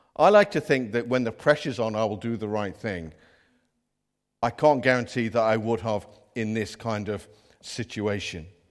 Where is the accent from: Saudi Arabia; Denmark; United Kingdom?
United Kingdom; Midlands; now in North East England; we haven't got Geordie accents, by the way. We're from the Midlands